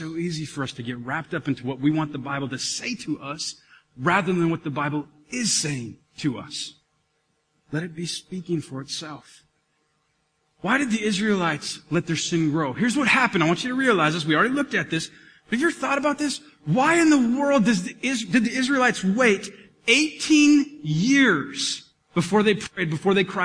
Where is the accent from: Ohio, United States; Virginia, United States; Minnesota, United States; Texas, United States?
Minnesota, United States; We're all Minnesotan